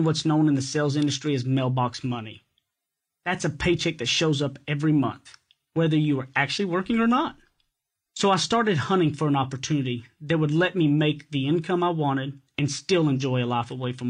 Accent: East Texas, United States; accent: thick East Texas; Being from East Texas, my accent is so thick

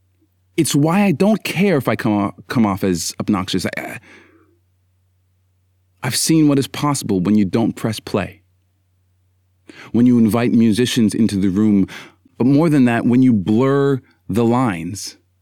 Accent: Canada; I'm Canadian. We love to apologize

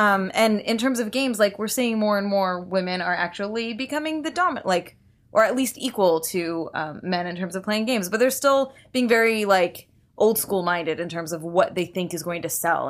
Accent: New England, United States; I'm from New England.

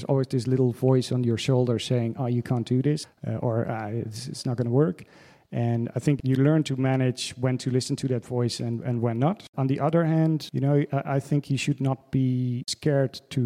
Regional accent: Netherlands; moved away as an adult; also born or lived in Amsterdam / New York; now in Berlin, Germany; from the Netherlands, but I live in Berlin

